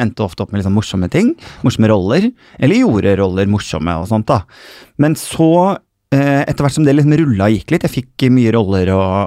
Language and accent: Norwegian; Bodø, Nordland, Norway; now in Oslo, Norway; jeg er jo egentlig nordfra, så jeg har vært hjemme på Kjerringøy